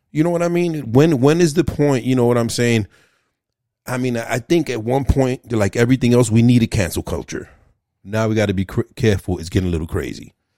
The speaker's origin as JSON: {"language": "English", "town": "New York City", "region": "New York", "country": "United States", "tie": "born or raised there", "said": "growing up in Brooklyn"}